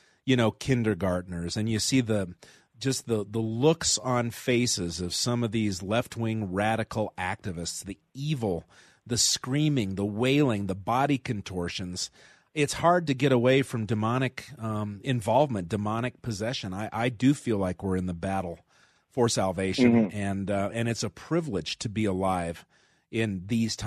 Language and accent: English; Denver, Colorado, United States; broadcasting right here near Denver, Colorado, my home state, my beloved home city